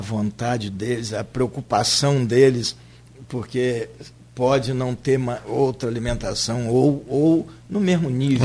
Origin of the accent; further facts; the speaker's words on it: Santa Cruz, Brazil; eu sou nascido em Santa Cruz